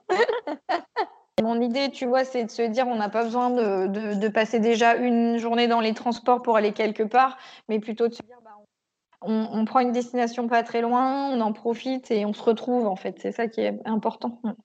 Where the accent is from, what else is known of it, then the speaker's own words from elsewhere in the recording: Picardy, Hauts-de-France, France; now in Auvergne, France; je suis née en Picardie